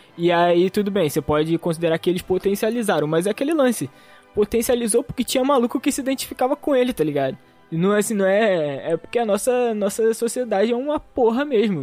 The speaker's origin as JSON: {"language": "Portuguese", "country": "Brazil", "said": "eu tenho esse orgulho de ser brasileiro"}